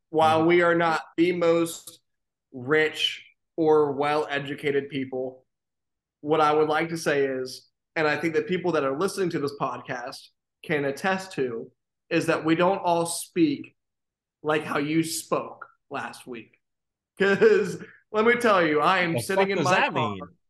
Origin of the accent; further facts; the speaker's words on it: West Virginia, United States; moved away as an adult; now in Jacksonville, United States; I'm from West Virginia, right? But I've been here for a decade now.